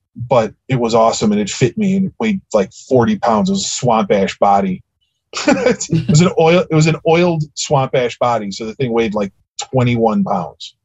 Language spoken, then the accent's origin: English; Chicago, Illinois, United States; I'm a Chicago kid, for those of you that that can't tell from my accent